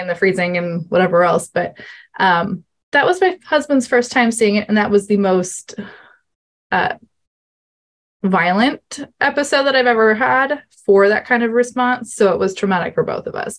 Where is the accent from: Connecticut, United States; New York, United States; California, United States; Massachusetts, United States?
New York, United States; I am from New York, USA, so other side of the world from Linda